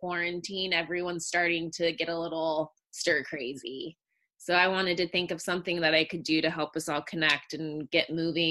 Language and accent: English; Long Beach, California, United States; I was born in Long Beach, California, so I'm a California native